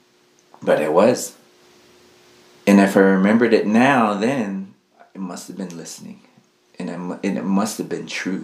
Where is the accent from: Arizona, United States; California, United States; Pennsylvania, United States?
Arizona, United States; Tonalea; also born or lived in Red Lake, Arizona; now in Tuba City, United States; I'm from Tonalea, Arizona